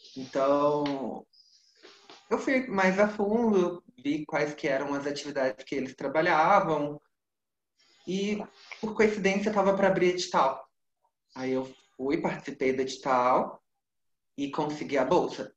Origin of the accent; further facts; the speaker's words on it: Minas Gerais, Brazil; Eu sou mineiro